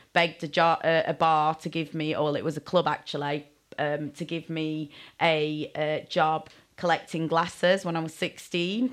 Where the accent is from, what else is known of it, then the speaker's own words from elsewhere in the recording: Sheffield, Yorkshire and the Humber, United Kingdom; now in Bristol, United Kingdom; I didn't live in Bristol then, I was from Sheffield